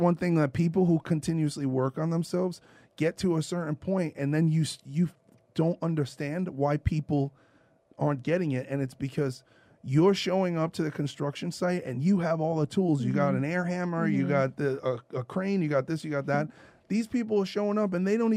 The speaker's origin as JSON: {"language": "English", "town": "New York City", "region": "New York", "country": "United States", "tie": "born or raised there", "said": "I grew up in Brooklyn"}